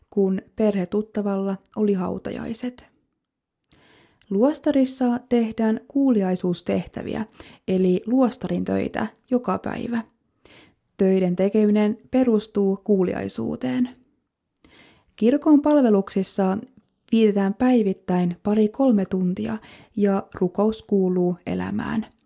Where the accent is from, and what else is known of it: Kemi, Lapland, Finland; born or raised there